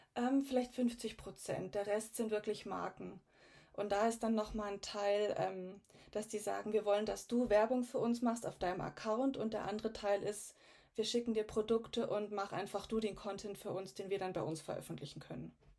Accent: Garmisch-Partenkirchen, Bavaria, Germany; also born or lived in Munich; Ich komme aus ganz aus dem Süden von Deutschland, aus Garmisch-Partenkirchen, äh, mitten in den Bergen, also bin hier auch aufgewachsen.

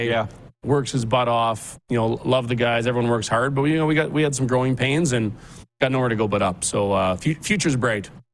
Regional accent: Regina, Saskatchewan, Canada; now in Chestermere, Canada; I'm from Regina and I love it. I got lots of family there

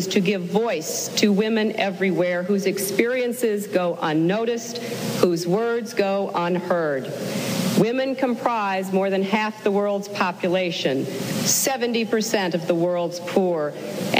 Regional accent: United States; As an American

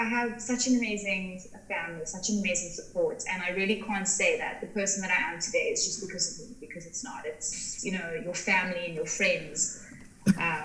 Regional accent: Cape Town, Western Cape, South Africa; also born or lived in Paarl; now in Somerset West, South Africa; I grew up in Cape Town. I moved to like three different areas in South Africa.

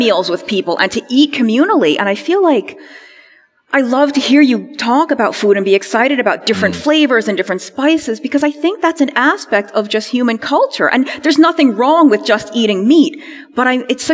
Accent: New York City, New York, United States; I was born and raised in New York City

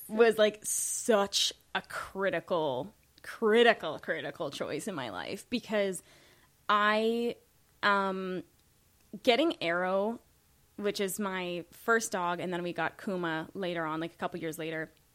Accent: Saskatoon, Saskatchewan, Canada; moved away; I was born in Saskatoon

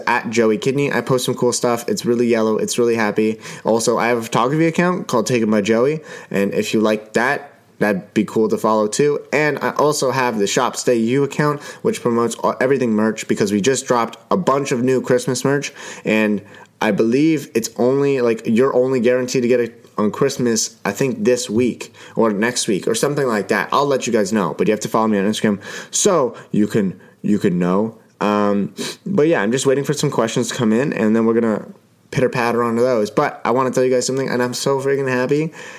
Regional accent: Ottawa, Ontario, Canada; Now, I'm Canadian. I live in Ottawa. I was born in Ottawa, and I live in a beautiful city.

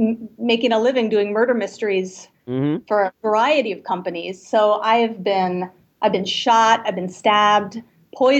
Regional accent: Macungie, Pennsylvania, United States; moved away; I am originally from the great state of Pennsylvania, where I was born.

